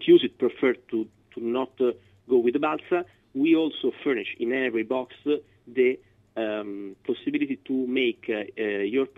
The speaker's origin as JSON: {"language": "English", "town": "Florence", "region": "Tuscany", "country": "Italy", "tie": "born or raised there", "moved": "yes", "said": "I am from Florence, so I grew up in Tuscany"}